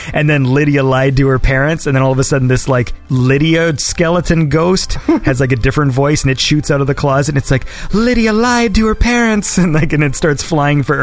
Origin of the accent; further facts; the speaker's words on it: Canada; also born or lived in Toronto; I'm Canadian.